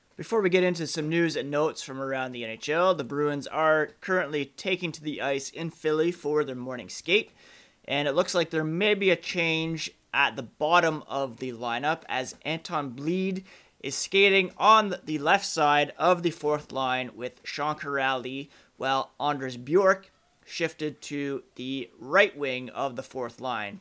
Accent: Ottawa, Ontario, Canada; moved away; I grew up in Ottawa, uh, well, I guess from around kindergarten through to college.

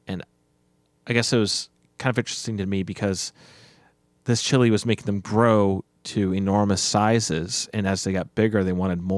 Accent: Nebraska, United States; Well, I grew up in Nebraska.

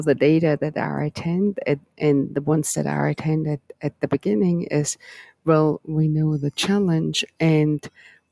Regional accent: Germany; moved away; I'm from Germany originally

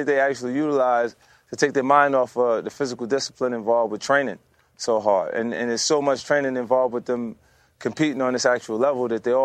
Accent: New York, United States; I'm such a New Yorker

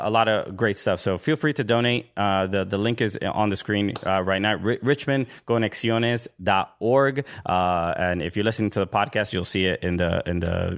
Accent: New York, United States; I'm from Brooklyn, New York

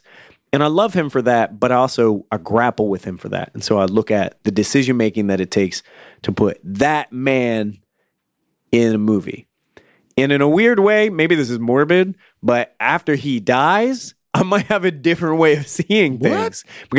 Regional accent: Florida, United States; that's what me and my friends would say when we grew up in Florida.

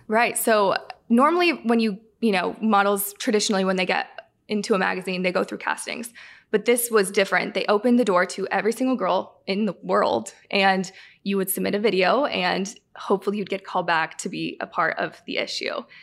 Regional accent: Southern California, United States; moved away as an adult; now in Michigan, United States; I'm from California, Southern California, so I grew up a Kings fan.

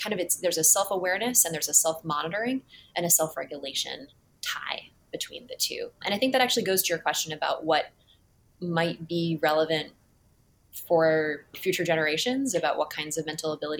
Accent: Cambridge, Massachusetts, United States; I grew up in Cambridge, but I went to a boarding school

